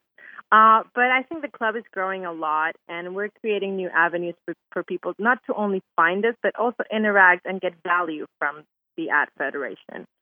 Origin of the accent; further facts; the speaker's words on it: Venezuela; now in Houston, United States; I'm from Venezuela, so our biggest thing is making our Venezuelan Christmas food